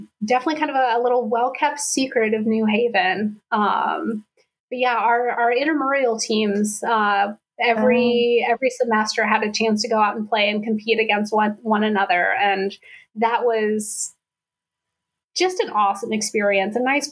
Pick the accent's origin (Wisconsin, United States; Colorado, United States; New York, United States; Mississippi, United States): Colorado, United States; now in East Coast, United States; Growing up in Colorado